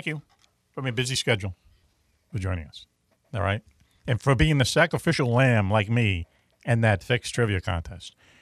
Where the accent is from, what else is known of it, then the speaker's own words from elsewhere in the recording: Boston, Massachusetts, United States; I'm from Dorchester